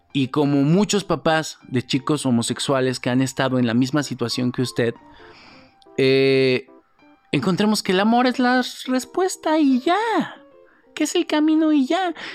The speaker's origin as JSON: {"language": "Spanish", "country": "Mexico", "said": "como sociedad, como mexicanos"}